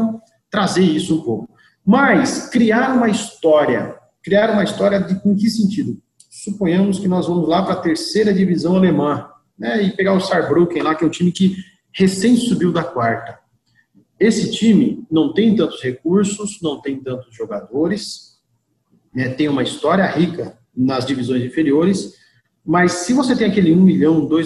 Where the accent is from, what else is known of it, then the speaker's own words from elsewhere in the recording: Santa Catarina, Brazil; now in Paraná, Brazil; Vivo, vivo no Paraná há nove anos já, sou catarinense, mas estou aqui há nove anos e tudo começou aqui.